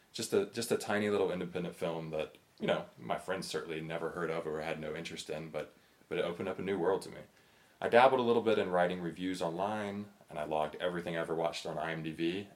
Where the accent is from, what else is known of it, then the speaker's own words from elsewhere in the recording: North Carolina, United States; I was born and raised in North Carolina under fairly conservative Christian parents